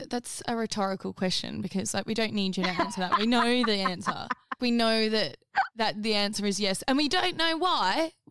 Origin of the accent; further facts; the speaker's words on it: Australia; I mean, I know I'm Australian and nowhere near England, but still